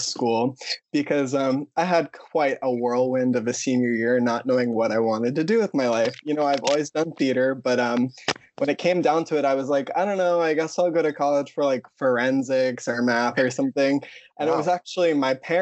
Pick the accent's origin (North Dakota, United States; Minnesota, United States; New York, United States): New York, United States; Long Island; also born or lived in Ridgewood, Queens, New York; I'm from Long Island